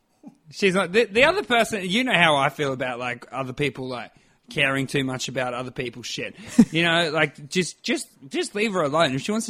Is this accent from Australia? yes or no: yes; Australia; accent: strong Aussie; I may have been, like, the only Australian in a crew.